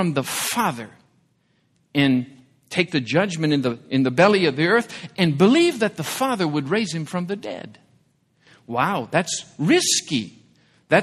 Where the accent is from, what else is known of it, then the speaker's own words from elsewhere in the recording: Michigan, United States; growing up in the Midwest in Michigan, I was a Detroit Tigers baseball fan as a young boy.